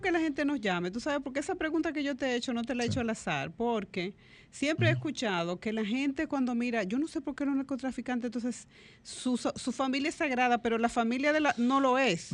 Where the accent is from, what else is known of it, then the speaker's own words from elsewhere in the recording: Dominican Republic; nosotros como dominicanos y dominicanas